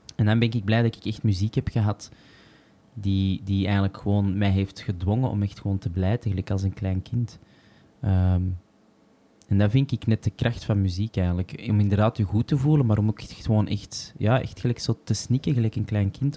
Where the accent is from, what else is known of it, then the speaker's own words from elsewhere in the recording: Antwerp, Flanders, Belgium; als Antwerpenaar